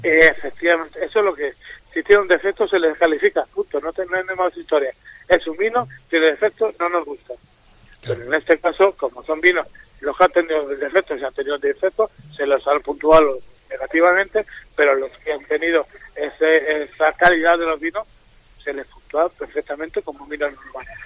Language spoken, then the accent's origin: Spanish; Peñafiel, Castile and León, Spain; yo soy de Peñafiel, vivo en Peñafiel